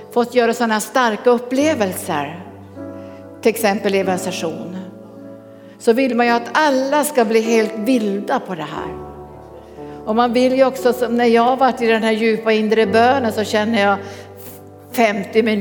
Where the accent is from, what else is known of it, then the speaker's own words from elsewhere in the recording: Örebro, Örebro County, Sweden; Eh, jag kommer från Örebro.